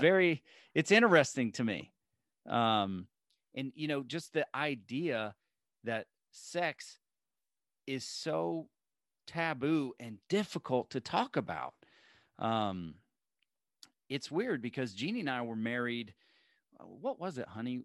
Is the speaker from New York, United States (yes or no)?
no; Alabama, United States; moved away; I was born in Alabama